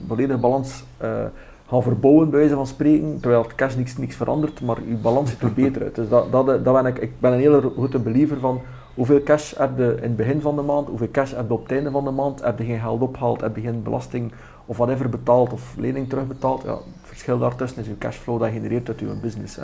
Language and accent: Dutch; West Flanders, Belgium; Ik ben West-Vlaming, eh, dat kan ik niet wegsteken